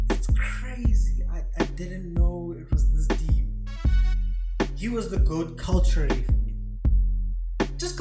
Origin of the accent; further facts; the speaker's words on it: South Africa; I'm from South Africa